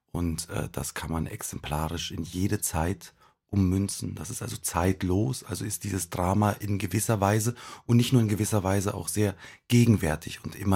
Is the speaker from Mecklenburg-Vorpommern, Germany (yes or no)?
no; Königs Wusterhausen, Brandenburg, Germany; born there; Im wunderschönen Brandenburg.